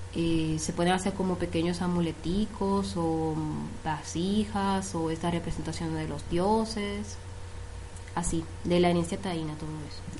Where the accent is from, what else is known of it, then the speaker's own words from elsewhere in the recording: Santo Domingo, Distrito Nacional, Dominican Republic; moved away as an adult; also born or lived in CATIE, Costa Rica; now in Turrialba, Costa Rica; Soy de Santo Domingo, República Dominicana.